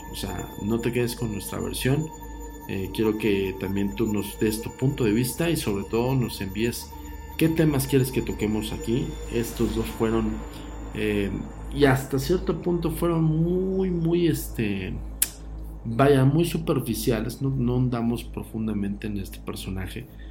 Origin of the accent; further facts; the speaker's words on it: Mexico; me considero nacionalista y mexicano